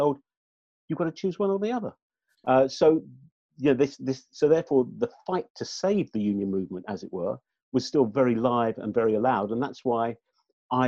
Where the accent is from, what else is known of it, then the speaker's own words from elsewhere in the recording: London, United Kingdom; I'm a Londoner. I've lived most of my life in London.